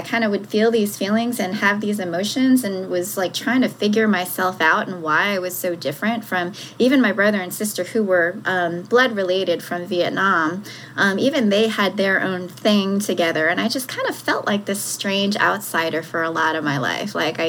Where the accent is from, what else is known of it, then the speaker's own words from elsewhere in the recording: South Korea; born there; when I was first born and shortly after that, I was born in South Korea. And I was abandoned.